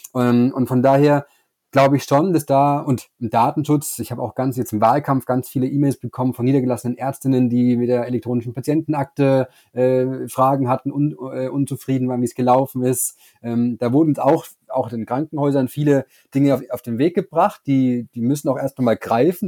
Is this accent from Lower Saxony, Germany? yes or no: no; Bavaria, Germany; Ich komme ja aus Bayern